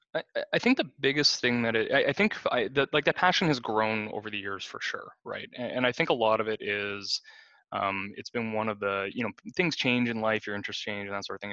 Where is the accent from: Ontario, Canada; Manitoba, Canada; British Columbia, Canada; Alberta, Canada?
Ontario, Canada; Kenora; I grew up in Kenora, Ontario